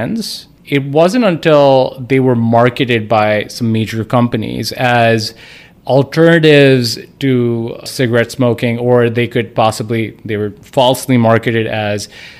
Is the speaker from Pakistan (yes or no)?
yes; Pakistan; moved away as an adult; also born or lived in Brooklyn, New York; now in United States; I'm from Pakistan. I came over to this country almost 10 years ago, came here for training